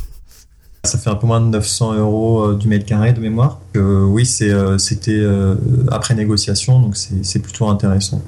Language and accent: French; Le Mans, Pays de la Loire, France; moi je viens du Mans